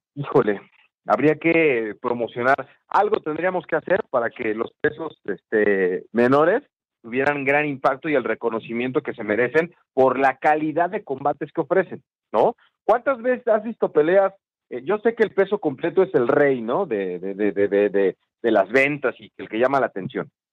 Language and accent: Spanish; Mexico; En mi país, en México